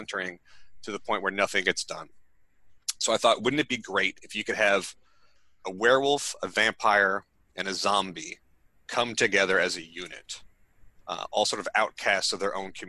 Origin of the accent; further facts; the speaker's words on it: Long Island, New York, United States; I grew up on Long Island, which is sort of conservative